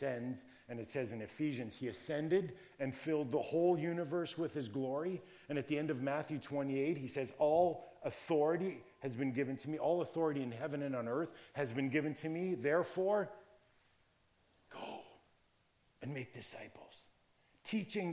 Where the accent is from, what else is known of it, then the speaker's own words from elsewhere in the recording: Virgil, Ontario, Canada; when I was growing up in the Virgil area, Niagara area